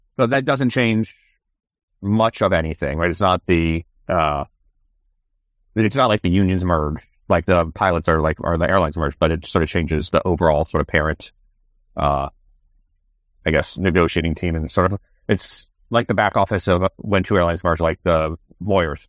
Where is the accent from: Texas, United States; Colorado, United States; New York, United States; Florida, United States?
Florida, United States; Gainesville; I'm Gainesville.